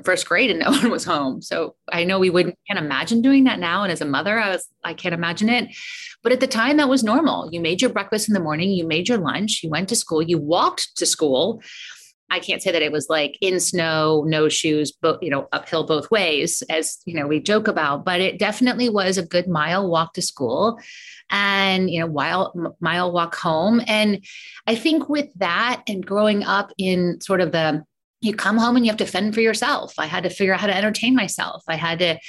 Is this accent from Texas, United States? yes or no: no; Colorado Springs, Colorado, United States; now in California, United States; I'm actually from Colorado. I've been here so long, but I still feel like I still call myself like the Colorado girl, but I grew up in Colorado Springs